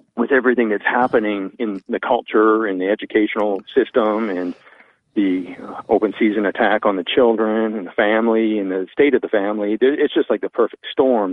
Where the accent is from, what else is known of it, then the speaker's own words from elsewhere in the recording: Vancouver, British Columbia, Canada; now in Callahan, United States; I'm from Vancouver, British Columbia.